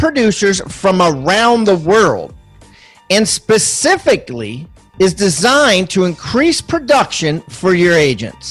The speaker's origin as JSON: {"language": "English", "region": "Maryland", "country": "United States", "said": "I'm from Maryland"}